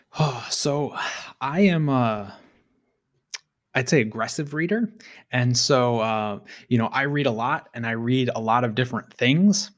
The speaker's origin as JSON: {"language": "English", "country": "United States", "said": "I'm an American."}